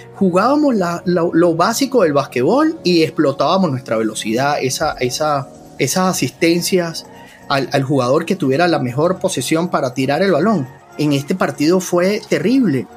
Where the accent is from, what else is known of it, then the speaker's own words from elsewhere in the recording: Venezuela; nosotros en Venezuela